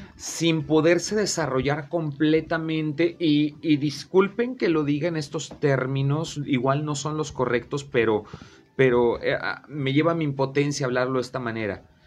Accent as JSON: {"language": "Spanish", "region": "Veracruz", "country": "Mexico", "moved": "yes", "lives_now": "Comarca Lagunera, Mexico", "said": "yo soy de Veracruz, también ando por acá."}